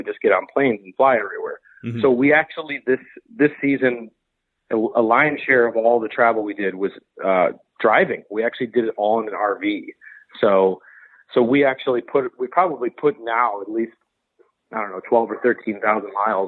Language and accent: English; United States; as an American